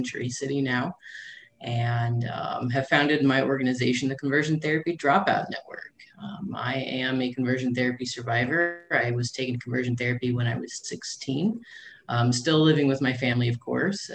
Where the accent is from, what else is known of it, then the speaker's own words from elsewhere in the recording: Benton, Illinois, United States; moved away as an adult; also born or lived in St. Louis, Missouri; I grew up in a small town called Benton, Illinois